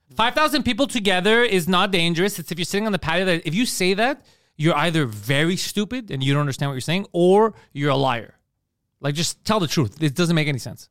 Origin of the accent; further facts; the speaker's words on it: Park Extension, Quebec, Canada; We're from Park X.